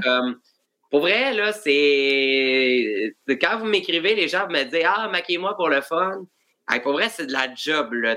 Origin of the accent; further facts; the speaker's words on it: Joliette, Quebec, Canada; moi, je viens de Joliette